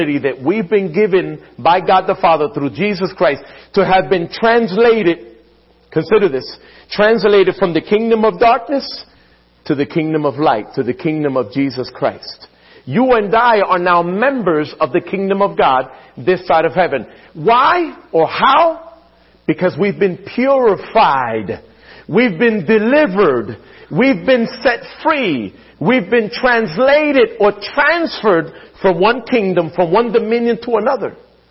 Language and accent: English; Philadelphia, Pennsylvania, United States; growing up in Philadelphia, my mom would often talk about the Scriptures.